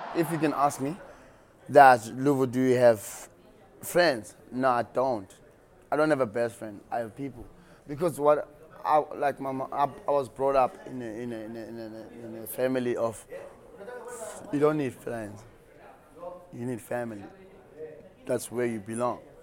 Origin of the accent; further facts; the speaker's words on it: Mbekweni, Western Cape, South Africa; Born and bred in the Western Cape, um, in a small town called Mbekweni.